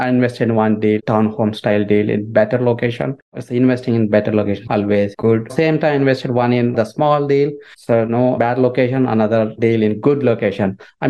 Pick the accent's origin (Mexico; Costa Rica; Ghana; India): India; moved away; So basically, I came from India in 2007.